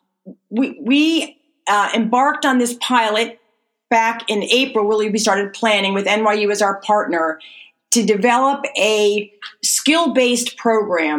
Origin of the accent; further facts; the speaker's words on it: United States; I grew up right outside of New York City